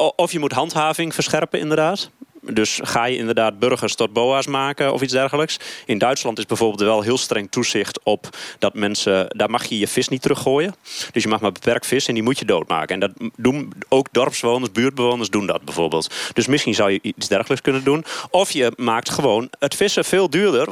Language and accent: Dutch; Kampen, Overijssel, Netherlands